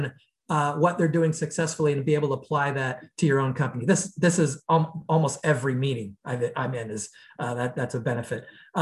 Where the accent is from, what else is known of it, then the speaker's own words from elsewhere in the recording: United States; being an American, most of the companies I've been with have been very US, North America focused